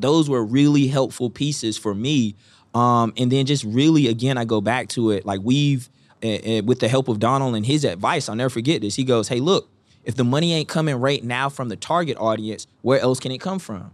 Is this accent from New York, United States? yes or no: no; Eastern North Carolina, United States; I'm from Eastern North Carolina